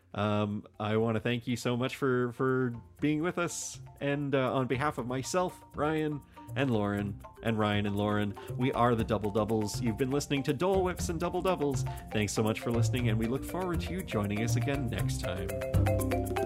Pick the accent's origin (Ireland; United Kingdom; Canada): Canada; we are a Canadian podcast. Um, we are Canadians